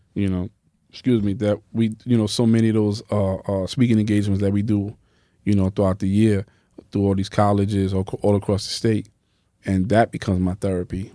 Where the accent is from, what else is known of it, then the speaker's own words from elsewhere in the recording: New York City, New York, United States; also born or lived in Bronx; I'm from Harlem